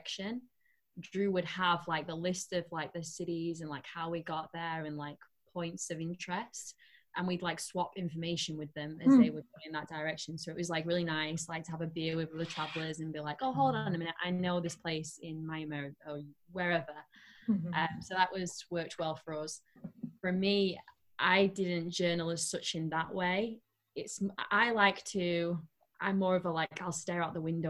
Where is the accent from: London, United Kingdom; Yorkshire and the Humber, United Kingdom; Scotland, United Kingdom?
Yorkshire and the Humber, United Kingdom; Sheffield; moved away as an adult; also born or lived in Nepal; now in Las Vegas, United States; I'm from the UK, originally from Sheffield. We now live in Las Vegas, Nevada